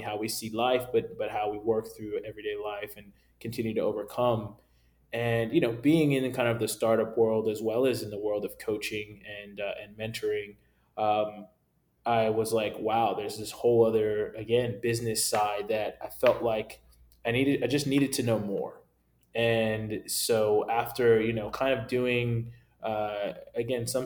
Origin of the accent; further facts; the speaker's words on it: Naperville, Illinois, United States; I'm originally from Naperville, Illinois, which is about 45 minutes outside of Chicago